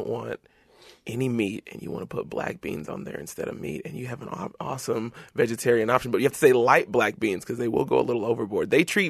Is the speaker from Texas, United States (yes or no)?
yes; Texas, United States; I'm from Texas.